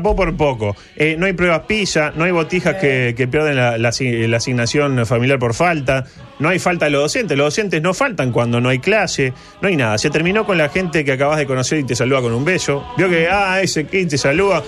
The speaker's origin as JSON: {"language": "Spanish", "country": "Uruguay"}